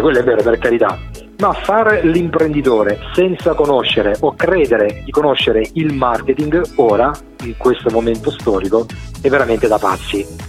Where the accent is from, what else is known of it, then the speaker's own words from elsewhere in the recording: Calimera, Apulia, Italy; now in Genoa, Italy; sono, sono, salentino della provincia di Lecce, di Calimera precisamente, e ne vado, ne vado fiero